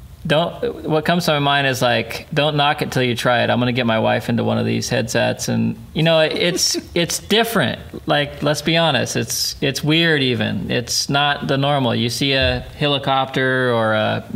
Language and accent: English; Ruidoso, New Mexico, United States; Ruidoso is about 3 hours south in New Mexico